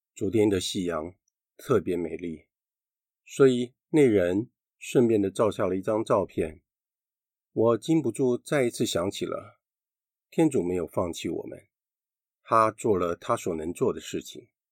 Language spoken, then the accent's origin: Chinese; Taiwan; 我们台湾人民